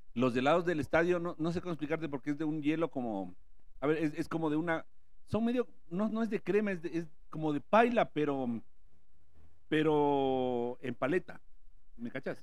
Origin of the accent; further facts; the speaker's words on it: Ecuador; yo soy de este barrio